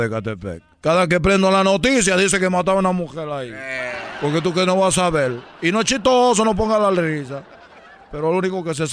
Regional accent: Cuba; Somos de Cuba, chicos.

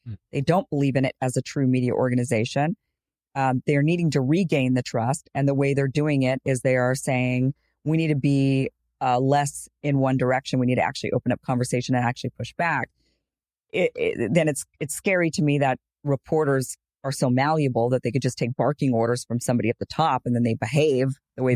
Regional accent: Boise, Idaho, United States; I'm from Boise, Idaho, grew up, and it's pretty predominantly white

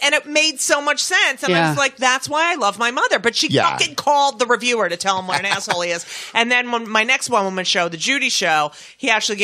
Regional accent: New Jersey, United States; the Star Ledger, which is my hometown paper from New Jersey

